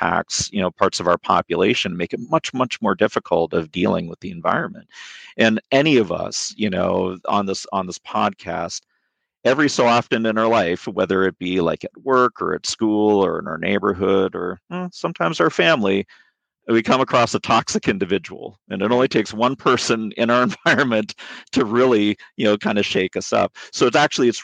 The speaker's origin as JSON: {"language": "English", "town": "Vancouver", "region": "British Columbia", "country": "Canada", "moved": "yes", "said": "I'm Canadian. I'm originally from Vancouver, British Columbia."}